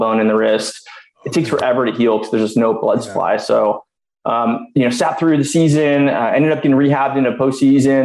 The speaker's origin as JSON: {"language": "English", "region": "Southern California", "country": "United States", "tie": "born or raised there", "said": "born and raised in Southern California"}